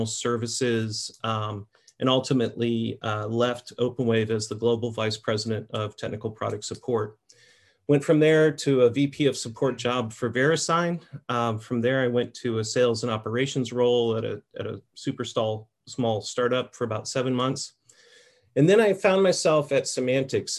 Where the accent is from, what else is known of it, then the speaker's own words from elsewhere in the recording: Merritt Island, Florida, United States; I grew up in Merritt Island, Florida, on the east coast of Florida near Cocoa Beach